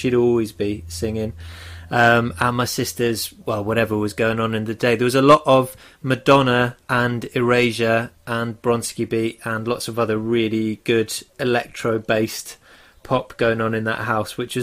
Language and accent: English; Taunton, South West England, United Kingdom; now in Bath, United Kingdom; I was born and raised in Taunton, so, and I moved to Bath for university and have been here ever since. So yeah, I'm a fully fledged Somerset person.